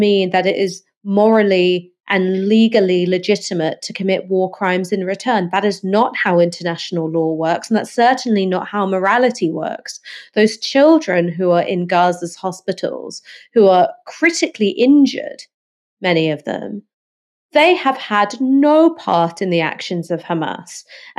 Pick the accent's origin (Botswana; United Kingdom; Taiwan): United Kingdom; it makes me feel ashamed as a British citizen that our government and our opposition are united in their unequivocal backing for war crimes.